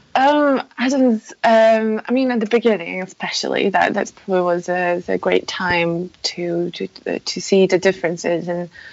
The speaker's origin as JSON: {"language": "English", "country": "Poland", "second_language": "English", "moved": "yes", "said": "I, I ah. come come originally from Poland, so um, please forgive me for any mispronunciations or uh, bad English grammar, um, because that's uh, that's not my native language."}